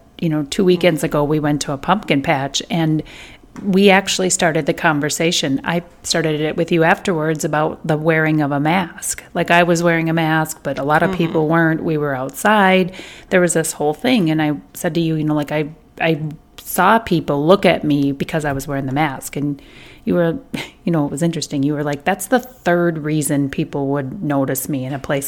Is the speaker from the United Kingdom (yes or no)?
no; Iowa, United States; I grew up in Iowa.